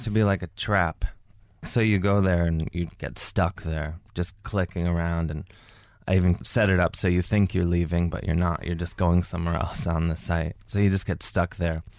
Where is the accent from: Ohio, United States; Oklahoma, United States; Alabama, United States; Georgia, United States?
Ohio, United States; Cleveland; now in New York, United States; I'm from Cleveland, Ohio.